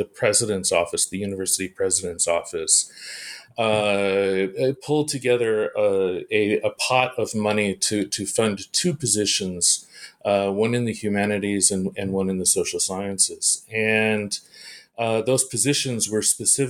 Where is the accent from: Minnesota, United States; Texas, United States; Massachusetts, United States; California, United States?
California, United States; Bay Area; moved away as an adult; also born or lived in Iowa / Japan / United Kingdom; I'm a Californian, and so everything started for me in California, in the Bay Area of California.